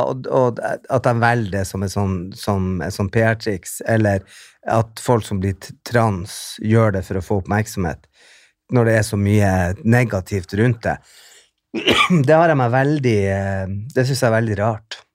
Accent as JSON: {"language": "Norwegian", "town": "Bodø", "region": "Nordland", "country": "Norway", "tie": "born or raised there", "also_born_or_lived": "England", "moved": "yes", "said": "hjembyen min"}